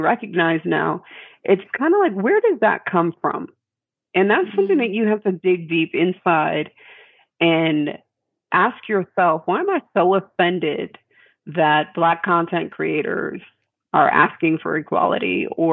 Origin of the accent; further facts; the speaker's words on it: New York, United States; moved away; I'm a New Yorker originally